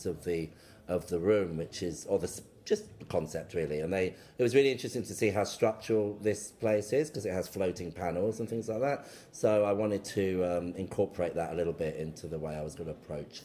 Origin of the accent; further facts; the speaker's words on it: London, United Kingdom; I'm from London. I was born in London